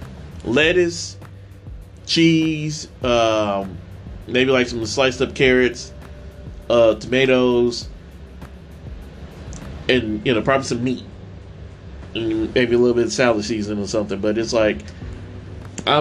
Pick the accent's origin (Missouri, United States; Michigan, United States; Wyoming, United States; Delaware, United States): Missouri, United States; St. Louis; moved away; also born or lived in Tennessee; I'm from St. Louis